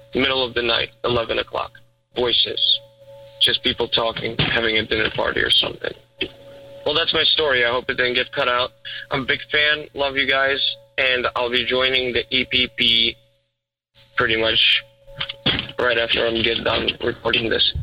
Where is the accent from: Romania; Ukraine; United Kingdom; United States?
Ukraine; moved away; I'm actually originally from Ukraine